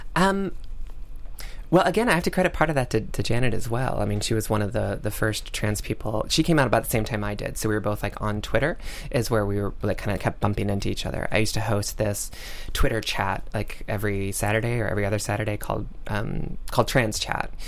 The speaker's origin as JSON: {"language": "English", "region": "North Carolina", "country": "United States", "tie": "born or raised there", "said": "my home state of North Carolina"}